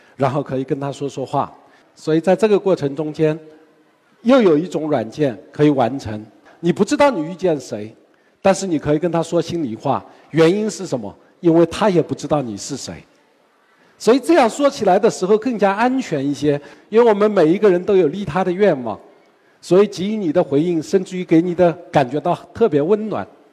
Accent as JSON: {"language": "Chinese", "country": "China", "said": "我们中国人"}